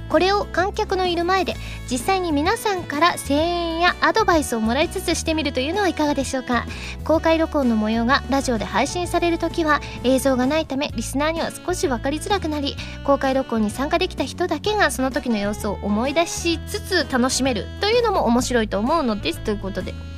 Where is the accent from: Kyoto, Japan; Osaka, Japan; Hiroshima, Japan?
Osaka, Japan; accent: Kansai-ben; now in Tokyo, Japan; 大阪出身なので